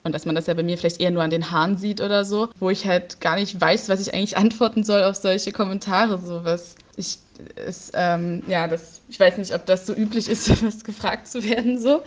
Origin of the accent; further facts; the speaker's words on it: Leipzig, Saxony, Germany; ich komme aus Leipzig